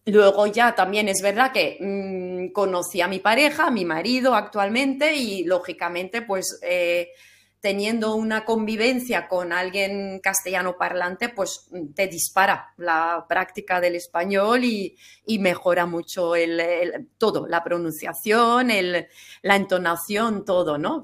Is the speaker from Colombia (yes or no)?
no; Flanders, Belgium; first language German; Spanish is a second language; moved away as an adult; now in Valencia, Spain; cuando yo nací ellos ya vivían en Flandes, pero ellos seguían hablando entre sí el alemán